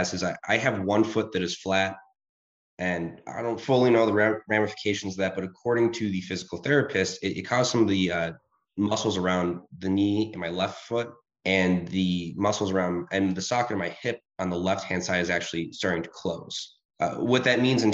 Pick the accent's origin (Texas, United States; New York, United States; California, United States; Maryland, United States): New York, United States; Rochester; I grew up in Rochester, New York.